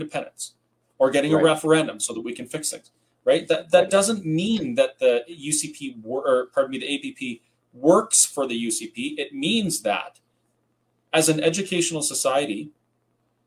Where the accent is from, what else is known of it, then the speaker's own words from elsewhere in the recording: Kamloops, British Columbia, Canada; moved away as an adult; also born or lived in Campbell River, British Columbia; now in Alberta, Canada; I'm originally from Campbell River. Well, I grew up in Kamloops, but I spent my teenage years in Campbell River